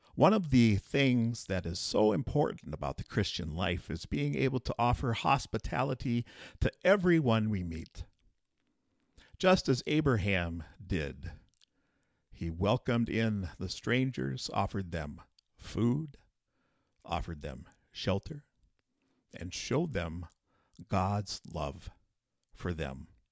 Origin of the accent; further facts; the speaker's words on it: southeastern South Dakota, United States; now in Colton, United States; I grew up in a small town in southeastern South Dakota